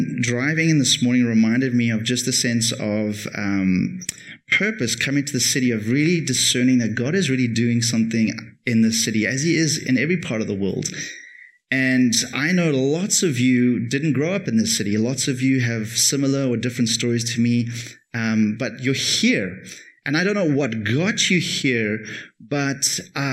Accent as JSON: {"language": "English", "town": "Cape Town", "region": "Western Cape", "country": "South Africa", "moved": "as an adult", "lives_now": "Toronto, Canada", "said": "I come from Cape Town."}